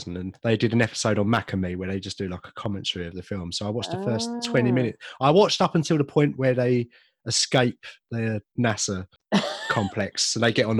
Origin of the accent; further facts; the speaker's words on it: Southend-on-Sea, East of England, United Kingdom; my hometown of Southend-on-Sea